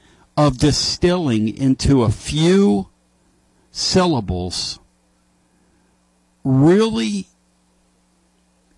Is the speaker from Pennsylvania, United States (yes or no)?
yes; Philadelphia, Pennsylvania, United States; moved away; I grew up in Philly with some great writers